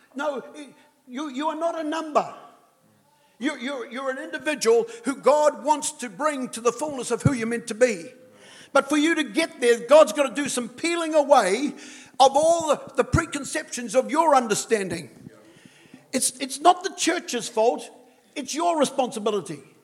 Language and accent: English; New Zealand; I'm a Kiwi